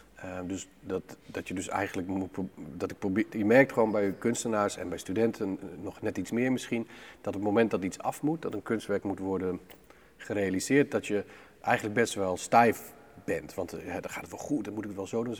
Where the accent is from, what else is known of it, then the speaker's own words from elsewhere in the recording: Groningen, Netherlands; met ouders uit hele grote steden op te groeien in een, in een plek van 400 mensen